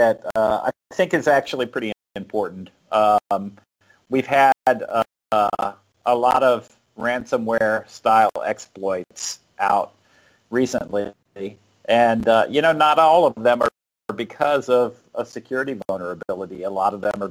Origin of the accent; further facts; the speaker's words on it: South Florida, United States; moved away as an adult; also born or lived in North Carolina; I'm from South Florida, and the first time I ever saw snow was like when I moved to North Carolina. I was probably 22, 23 years old